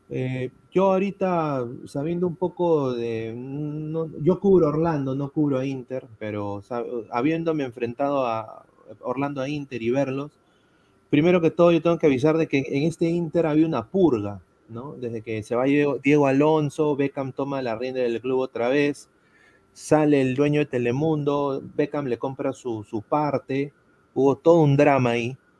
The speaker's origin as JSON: {"language": "Spanish", "country": "Peru", "said": "siendo peruano"}